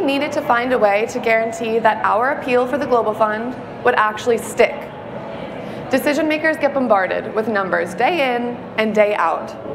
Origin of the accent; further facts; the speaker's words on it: New York, United States; I am from New York